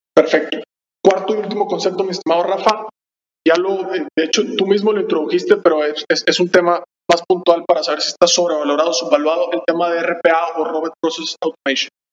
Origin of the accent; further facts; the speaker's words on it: Monterrey, Nuevo León, Mexico; somos de Monterrey